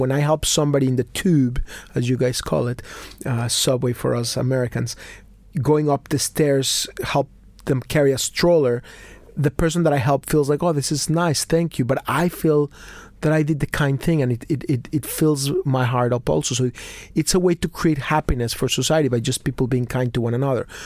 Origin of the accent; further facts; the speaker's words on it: Mexico City, Mexico; I was born in Mexico City. I'm a confused Mexican Jew